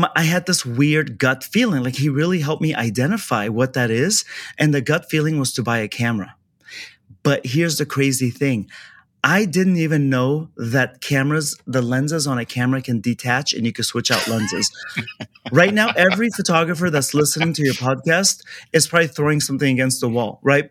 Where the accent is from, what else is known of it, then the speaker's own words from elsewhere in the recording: Kabul, Afghanistan; also born or lived in Orange County, California; now in Los Angeles, United States; I'm a refugee from Afghanistan. So we were invaded by USSR and that's that war. So we escaped and um, ended up in this is like probably the biggest jump, but from Afghanistan war zone down to Orange County